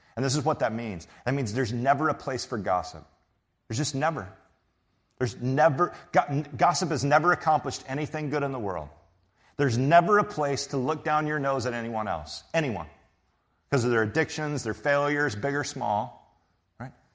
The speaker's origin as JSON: {"language": "English", "region": "Texas", "country": "United States", "said": "I'm from Texas"}